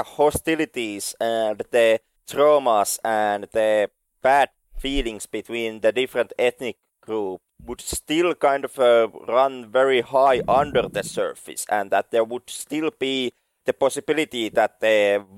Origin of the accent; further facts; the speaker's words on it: Finland; I come from Finland